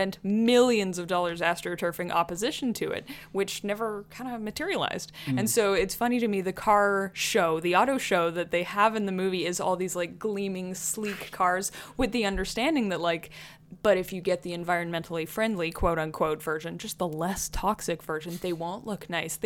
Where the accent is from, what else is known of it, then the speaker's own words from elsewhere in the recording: Alberta, Canada; I grew up in Alberta